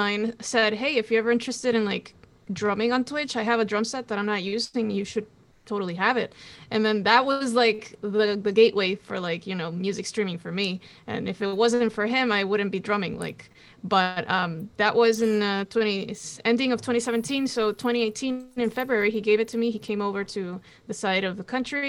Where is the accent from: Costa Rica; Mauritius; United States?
Costa Rica; I'm from Costa Rica. I speak Spanish, Portuguese, and English